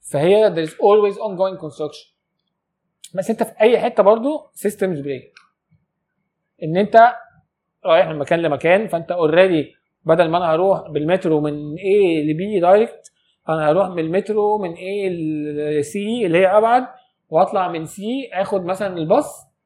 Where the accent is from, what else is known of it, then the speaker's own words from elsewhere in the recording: Egypt; انا مواطن مصري عادي